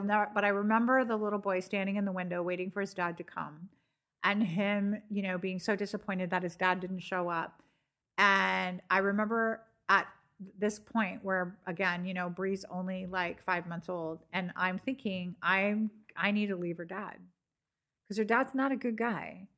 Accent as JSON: {"language": "English", "region": "California", "country": "United States", "tie": "born or raised there", "moved": "as an adult", "said": "I grew up in California"}